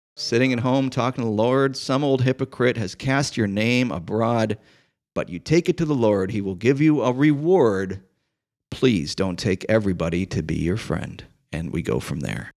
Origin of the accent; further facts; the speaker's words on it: Chicago, Illinois, United States; growing up in Chicago